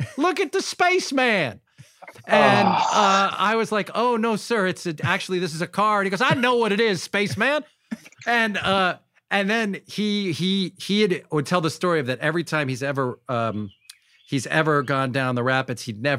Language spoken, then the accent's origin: English; New York, United States; I thought we're all from Long Island.